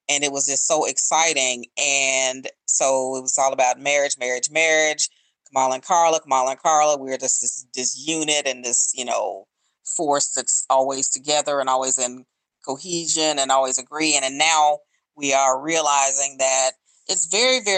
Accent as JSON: {"language": "English", "town": "Memphis", "region": "Tennessee", "country": "United States", "moved": "yes", "lives_now": "Washington, D.C., United States", "said": "I am originally from Memphis, Tennessee. I am in my 50s and I live in the Washington, D.C. area."}